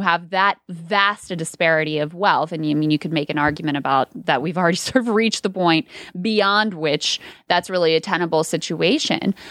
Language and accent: English; King George, Virginia, United States; I live in the town that I grew up in, i, King George, where I grew up, high school, all that stuff